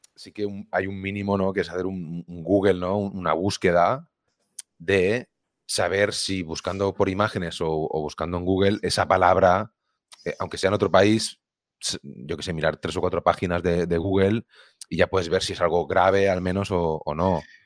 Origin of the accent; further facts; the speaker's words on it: Viladecans, Catalonia, Spain; yo soy de Vila de cerca de Barcelona